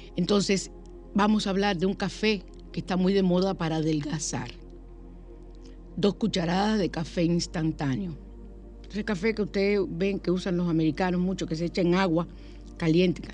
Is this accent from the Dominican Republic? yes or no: yes; San Cristóbal, Dominican Republic; en mi pueblo, en San Cristóbal